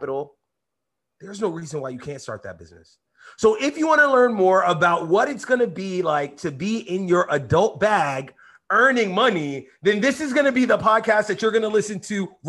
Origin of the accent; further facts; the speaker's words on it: New York City, New York, United States; I grew up in East New York, in Brooklyn, in New York City.